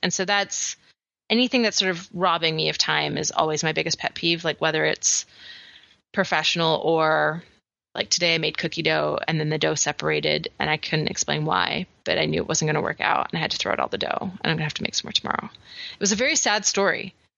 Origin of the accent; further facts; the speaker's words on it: Canada; I'm so Canadian slash British descent